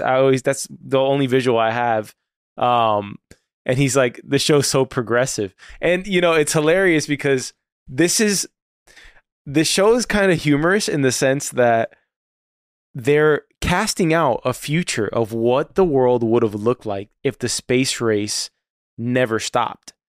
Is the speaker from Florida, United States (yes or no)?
yes; South Florida, United States; I'm Cuban, all right? So I grew up in South Florida